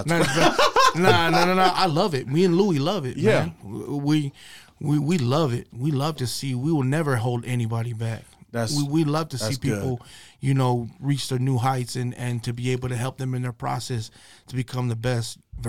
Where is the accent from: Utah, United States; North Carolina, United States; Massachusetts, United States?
Utah, United States; West Valley City; We're from West Valley City, Utah.